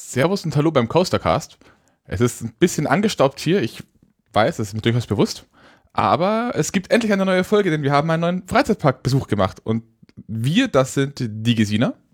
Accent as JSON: {"language": "German", "town": "Nuremberg", "region": "Bavaria", "country": "Germany", "tie": "born or raised there", "said": "in meiner Kindheit auch immer in Nürnberg"}